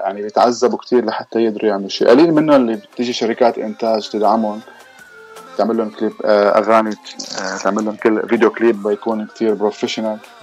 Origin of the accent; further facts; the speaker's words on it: Damascus, Damascus Governorate, Syria; moved away as an adult; also born or lived in Lebanon; now in London, United Kingdom; انا الاصل سوري من مدينه الشام من دمشق